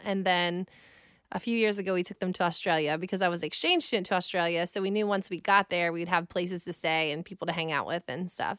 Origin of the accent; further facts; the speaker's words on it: United States; I grew up in Amish country, so I kind of took my last name and ran with it